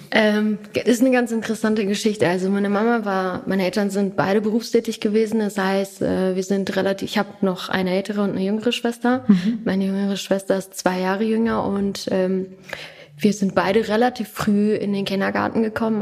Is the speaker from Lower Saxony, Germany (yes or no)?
yes; Hanover, Lower Saxony, Germany; first language German; ich bin gebürtige Hannoveranerin